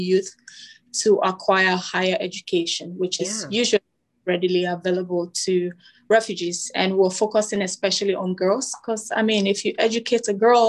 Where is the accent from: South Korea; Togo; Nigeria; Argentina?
Togo; also born or lived in Canada; now in Bermuda; I currently live in Bermuda. I'm from Togo. Although my mom is Ghanaian, but I'm Togolese. I was born in Togo. My dad is Togolese. I lived in Canada a little bit